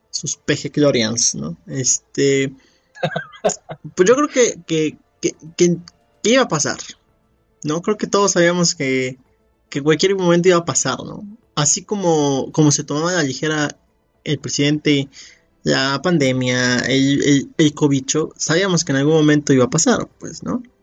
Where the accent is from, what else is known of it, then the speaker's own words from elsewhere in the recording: Mexico; somos muchos mexicanos